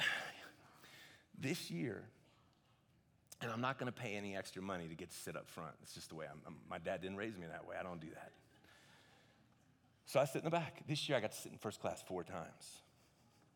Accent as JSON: {"language": "English", "country": "United States", "said": "I'm an American"}